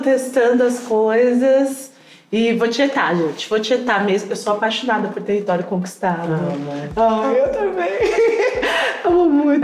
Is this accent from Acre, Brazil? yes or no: no; Bahia, Brazil; eu ter nascido na Bahia